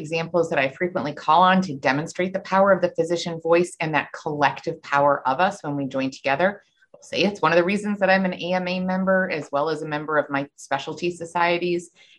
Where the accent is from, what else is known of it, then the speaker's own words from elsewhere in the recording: Buffalo, New York, United States; moved away; I'm from Buffalo originally